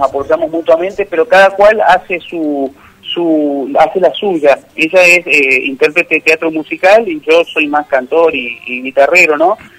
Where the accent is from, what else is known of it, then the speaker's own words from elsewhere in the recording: Vera, Santa Fe, Argentina; now in Buenos Aires, Argentina; Vera es, mi pueblo, está a 250 kilómetros de la capital Santa santafesina